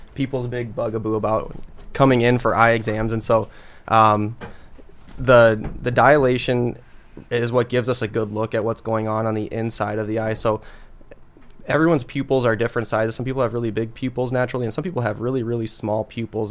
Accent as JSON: {"language": "English", "town": "Sioux Falls", "region": "South Dakota", "country": "United States", "tie": "born or raised there", "lives_now": "Brookings, United States", "said": "I'm a South Dakota guy. I was born in Sioux Falls, um, went to school at O'Gorman High School down in Sioux Falls"}